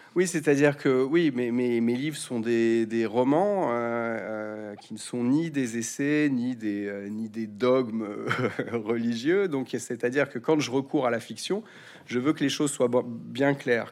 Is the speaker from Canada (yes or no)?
no; France; j'aurais envie de vous répondre, en tant que Français